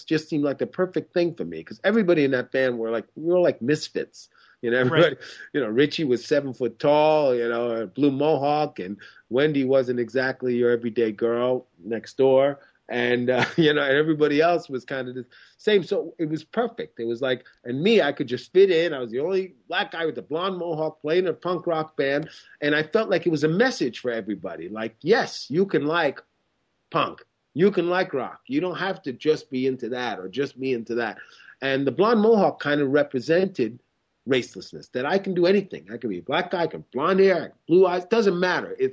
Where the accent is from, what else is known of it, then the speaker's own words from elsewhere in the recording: Lake Ronkonkoma, New York, United States; also born or lived in Queens; I grew up on Long Island, way out in Lake Ronkonkoma, and I was the only black kid within like 10 miles.